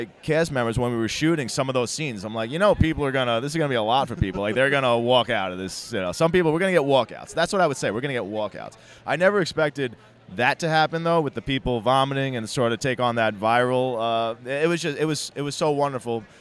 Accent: East Coast, United States; My mother would take me to these in the chiller one in Jersey, because I'm from the East Coast

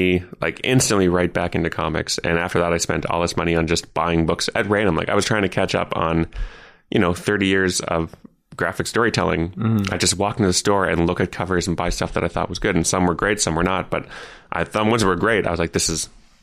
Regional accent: Ottawa, Ontario, Canada; moved away as an adult; also born or lived in Toronto; I grew up in Ottawa, our nation's capital

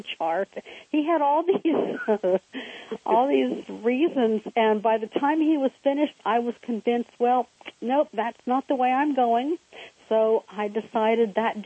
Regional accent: Cincinnati, Ohio, United States; I grew up in Cincinnati

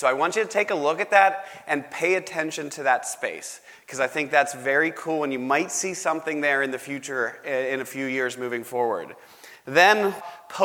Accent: Pittsburgh, Pennsylvania, United States; I'm from Pittsburgh.

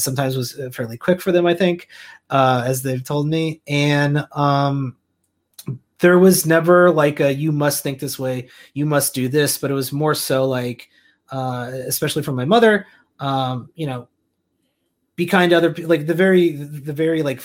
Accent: Central Illinois, United States; I grew up in Central Illinois

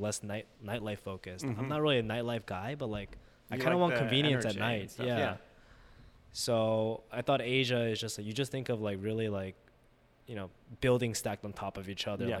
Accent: New York, United States; moved away as an adult; growing up in New York and then going to school locally

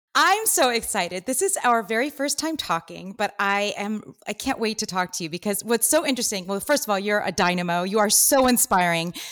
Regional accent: Los Angeles, California, United States; Here, born and raised in L A, which is kinda weird.

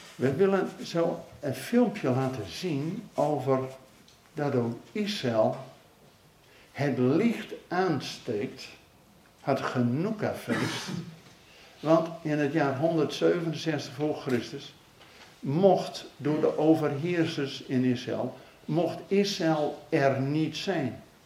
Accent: Netherlands

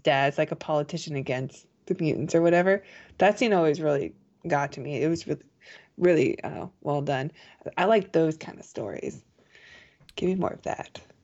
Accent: United States; being an American

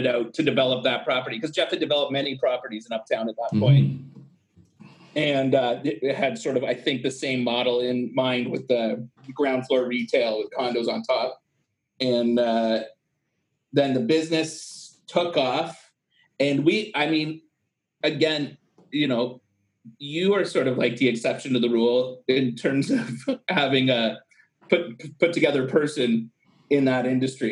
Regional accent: Brantford, Ontario, Canada; I was born and raised in Brantford, so I knew how to be around some grit

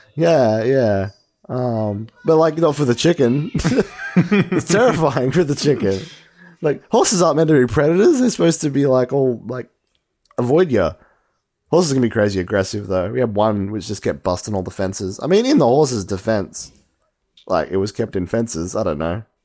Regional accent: Australia; we're Australian

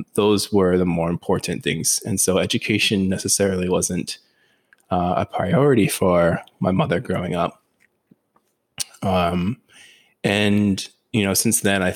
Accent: Oahu, Hawaii, United States; I was born and raised on the island of Oahu in Hawaii, which is where I currently reside now.

